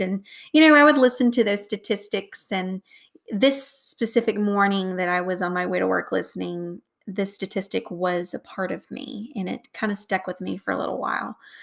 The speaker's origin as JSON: {"language": "English", "region": "the South", "country": "United States", "accent": "Southern", "said": "my Southern accent."}